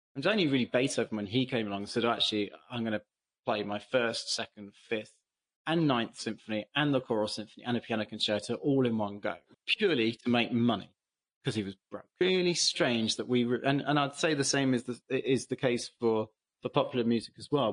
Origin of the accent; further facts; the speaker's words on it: England, United Kingdom; as an English person